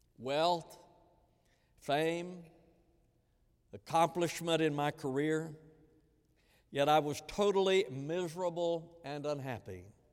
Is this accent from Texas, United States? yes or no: yes; Texas, United States; Because I didn't grow up in this culture. I grew up out west in West Texas, and so the culture was different.